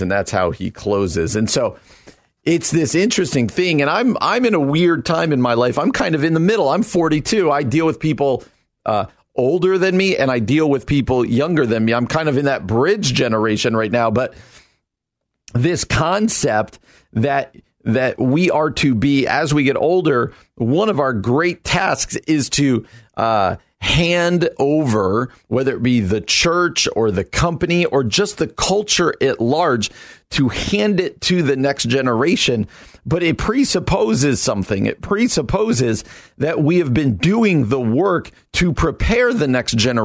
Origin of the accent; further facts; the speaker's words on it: New Jersey, United States; moved away as an adult; I come out from New Jersey